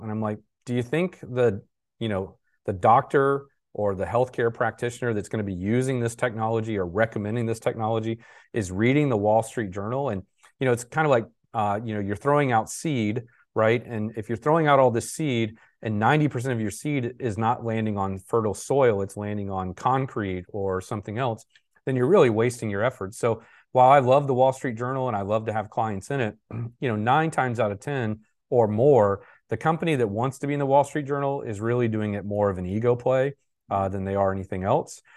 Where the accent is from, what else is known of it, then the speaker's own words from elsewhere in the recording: Jacksonville, Florida, United States; I'm from Jacksonville